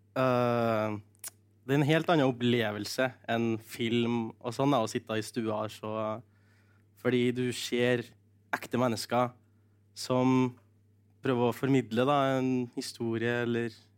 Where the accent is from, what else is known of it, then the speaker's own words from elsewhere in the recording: Norway; kulturskolen i Ressa, der jeg kommer fra